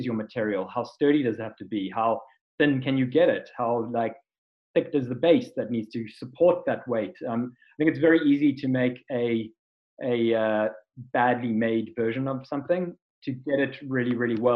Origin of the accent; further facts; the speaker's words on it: South Africa; being South African